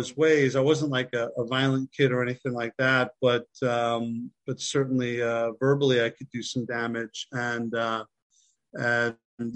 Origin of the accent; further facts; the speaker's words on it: Long Island, New York, United States; moved away as an adult; also born or lived in Philadelphia; I'm from Long Island, New York.